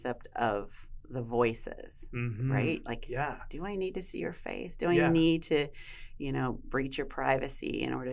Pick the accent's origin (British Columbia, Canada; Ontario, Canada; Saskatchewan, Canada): British Columbia, Canada; Enderby; moved away as an adult; also born or lived in Vancouver; now in Vernon, Canada; Enderby girl, don't judge me. I love Enderby. I love my hometown